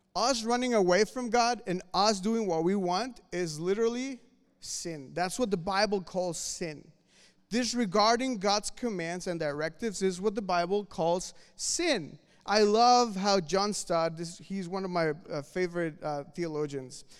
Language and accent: English; Mexico City, Mexico; moved away; I'm from Mexico City